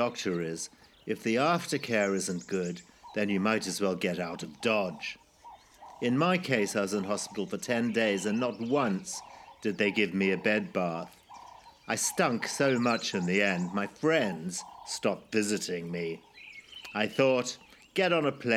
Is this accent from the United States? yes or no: no; Zimbabwe; moved away; my life growing up in Zimbabwe, or formerly Rhodesia, in the 1960s and 70s.